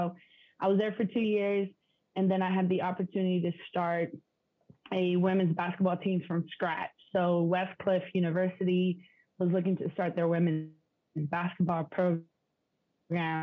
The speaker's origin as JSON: {"language": "English", "town": "San Diego", "region": "California", "country": "United States", "tie": "born or raised there", "also_born_or_lived": "Mexico", "said": "my hometown in San Diego"}